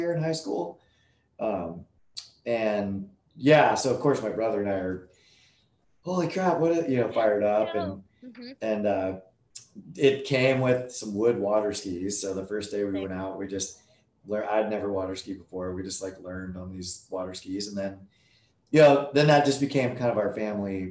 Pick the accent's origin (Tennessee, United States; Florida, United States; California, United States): California, United States; Nevada City; now in Carlsbad, United States; I grew up in Northern California, this little town called Nevada City.